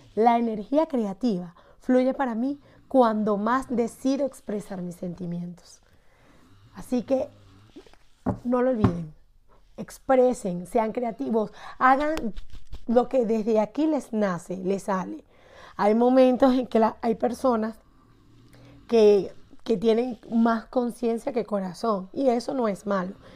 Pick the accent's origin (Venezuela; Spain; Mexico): Venezuela; Barquisimeto, Lara; de Barquisimeto, Estado Lara